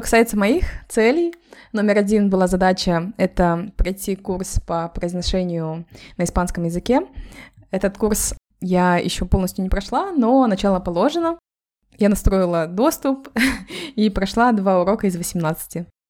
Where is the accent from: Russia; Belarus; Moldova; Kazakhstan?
Kazakhstan; now in Málaga, Spain; мы втроем из Казахстана